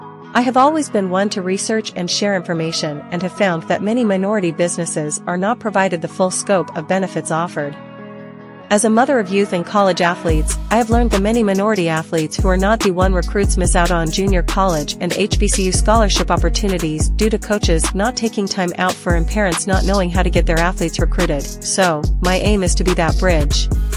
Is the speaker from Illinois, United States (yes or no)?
no; Panama City, Florida, United States; also born or lived in Texas / Germany; I am from Panama City, Florida, but as a military child, I also lived in Texas and Germany.